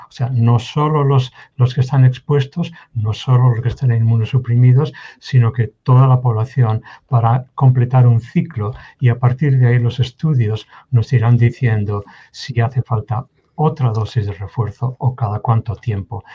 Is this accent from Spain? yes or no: yes; Spain; moved away as an adult; now in Kansas, United States; yo soy natural de España, nací en España, crecí en España